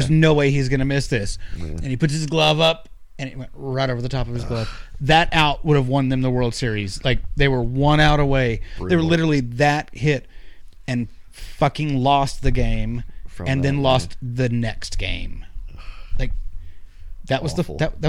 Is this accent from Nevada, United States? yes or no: no; Texas, United States; I grew up in Texas.